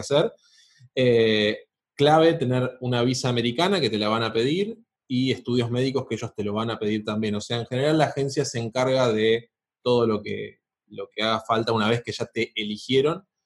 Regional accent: Argentina; como argentino

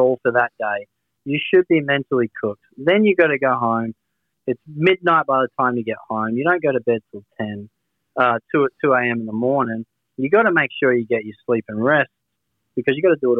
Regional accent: Australia

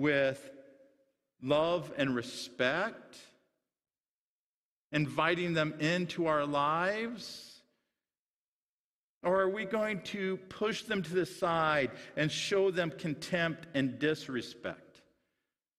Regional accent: Sutherland, Iowa, United States; where I grew up in Sutherland, Iowa

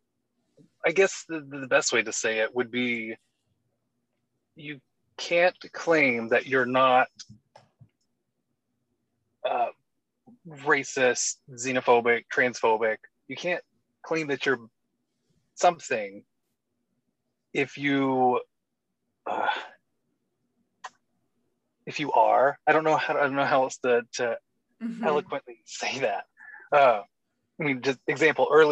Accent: Georgia, United States; I'm from Georgia

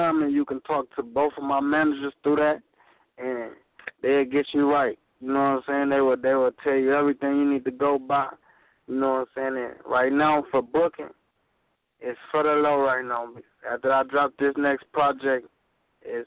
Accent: Joliet, Illinois, United States; my hometown in Joliet

